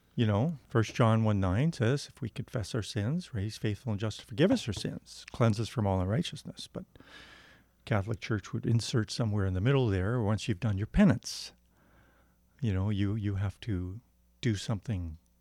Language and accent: English; Windsor, Ontario, Canada; I was born in Ontario, Windsor